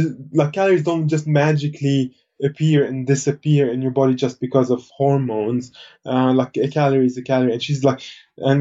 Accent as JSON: {"language": "English", "country": "Lebanon", "tie": "born or raised there", "said": "I was born in Lebanon, and it was the peak of the civil"}